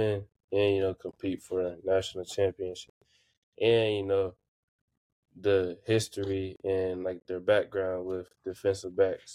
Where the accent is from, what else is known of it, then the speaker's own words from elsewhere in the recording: Houston, Texas, United States; now in Ohio, United States; born and raised in Houston, Texas